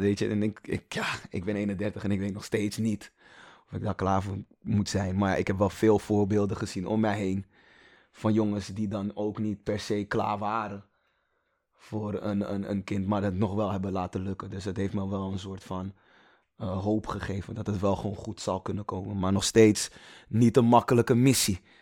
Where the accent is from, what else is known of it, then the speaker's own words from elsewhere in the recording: Amsterdam, North Holland, Netherlands; also born or lived in Toronto, Canada; ik echt 20, 20 jaar in Gein heb gezeten